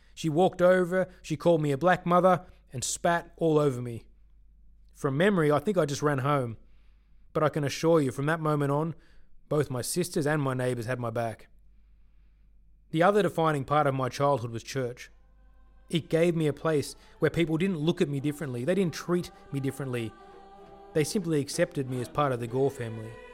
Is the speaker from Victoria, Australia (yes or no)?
no; Sydney, New South Wales, Australia; also born or lived in Chennai, India / Bangalore, India; I grew up in Sydney, Australia, and was the only black kid in school until I was about sixteen